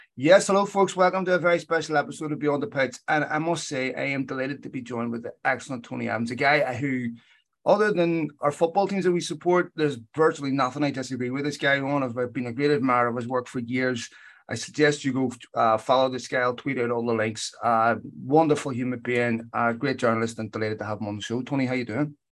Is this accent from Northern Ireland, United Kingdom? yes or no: yes; Belfast, Northern Ireland, United Kingdom; growing up in Belfast